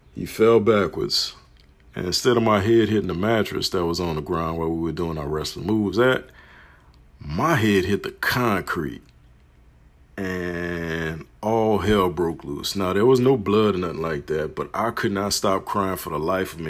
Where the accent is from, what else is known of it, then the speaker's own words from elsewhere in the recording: New Orleans, Louisiana, United States; From Marrero to Harvey. Growing up on the West Bank side of New Orleans, Louisiana.